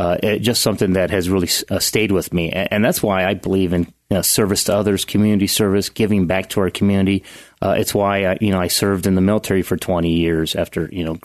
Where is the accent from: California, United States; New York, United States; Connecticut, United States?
California, United States; Strathmore; also born or lived in Texas, United States; I was born in Texas, but only lived there for about 2 years, and then they finally settled in Central California, small town, agriculture of about 3,000 people, Strathmore. Sure. So I was raised there my entire life, essentially.